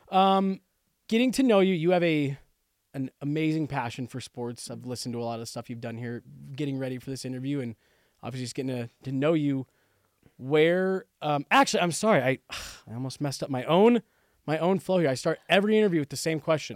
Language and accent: English; Denver, Colorado, United States; also born or lived in New Mexico; we moved here when I was two